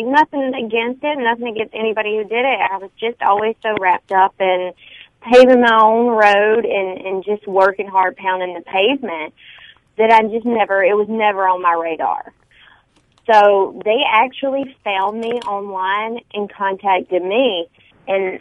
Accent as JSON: {"language": "English", "region": "Alabama", "country": "United States", "tie": "born or raised there", "accent": "Alabama tone of voice", "moved": "as an adult", "lives_now": "Pinedale, United States", "said": "I grew up in Alabama, so I don't think I'll ever quite lose all that."}